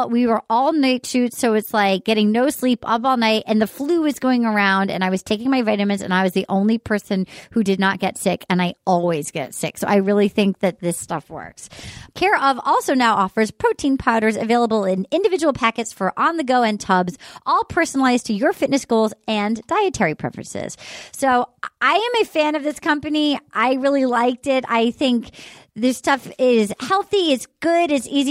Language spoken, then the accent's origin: English; Little Compton, Rhode Island, United States; in my hometown in Little Compton.